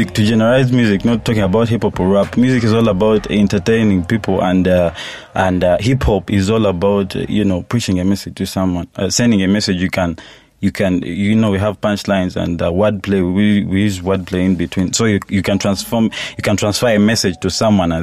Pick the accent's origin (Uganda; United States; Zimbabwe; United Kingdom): Uganda; Mbarara, Western Region; I'm from Barara. I do Lunyankore on every project I drop.